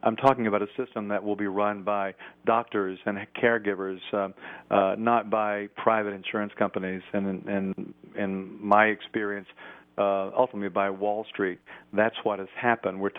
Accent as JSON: {"language": "English", "region": "Tennessee", "country": "United States", "tie": "born or raised there", "also_born_or_lived": "Washington, D.C.", "moved": "as an adult", "said": "I was a newspaper reporter in my home state of Tennessee"}